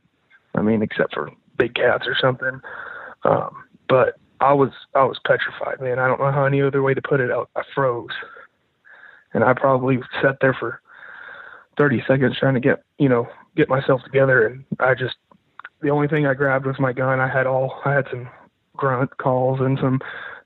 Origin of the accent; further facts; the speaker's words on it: Arkansas, United States; I'm from Arkansas.